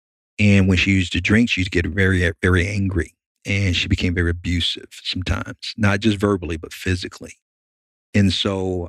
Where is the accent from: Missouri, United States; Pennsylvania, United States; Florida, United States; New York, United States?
Florida, United States; Miami; now in Chattanooga, United States; But I grew up in Miami. Okay. I'm from Miami, even though I live here in Chattanooga. Grew up in a ghetto in an urban area called Liberty City.